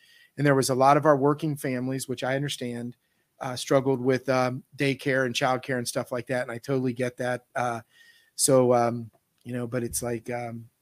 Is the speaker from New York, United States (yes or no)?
no; Northeastern Ohio, United States; I was from Northeastern Ohio up here